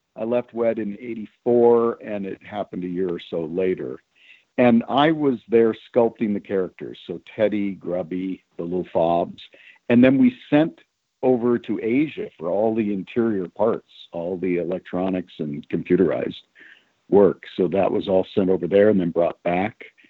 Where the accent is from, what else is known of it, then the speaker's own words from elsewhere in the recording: California, United States; also born or lived in Chicago, Illinois; I was a California kid, even though I was born in Chicago.